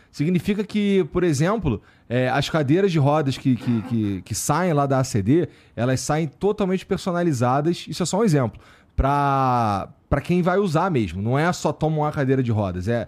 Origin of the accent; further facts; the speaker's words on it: Rio de Janeiro, Brazil; De onde eu vim, né? Lá no Rio, lá no Jaca e tal